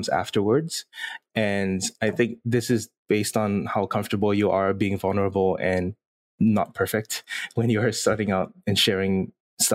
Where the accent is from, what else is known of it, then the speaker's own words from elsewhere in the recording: Singapore; I'm born and raised in Singapore